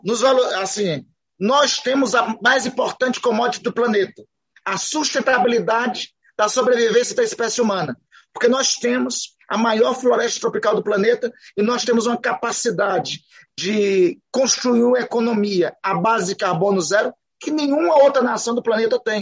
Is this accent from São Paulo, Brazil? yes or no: no; Amapá, Brazil; Eu sou do Amapá